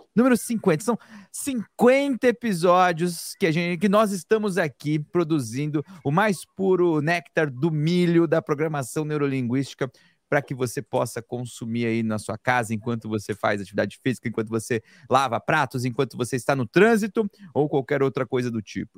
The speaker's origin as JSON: {"language": "Portuguese", "region": "São Paulo", "country": "Brazil", "tie": "born or raised there", "said": "eu nasci em São Miguel Paulista, quebrada da Zona Leste de São Paulo. Fui criado ali na beira do Jardim Pantanal"}